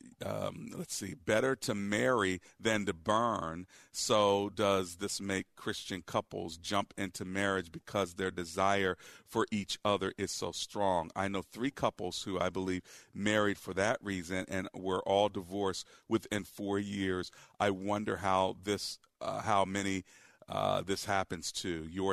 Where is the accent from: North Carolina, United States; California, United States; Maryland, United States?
Maryland, United States; Prince George's County; When I grew up in Prince George's County, Maryland, we used to say talking.